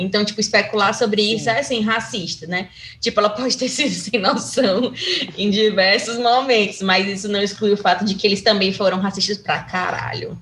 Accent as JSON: {"language": "Portuguese", "town": "Fortaleza", "region": "Ceará", "country": "Brazil", "said": "Aqui em Fortaleza, né, que é de onde eu sou"}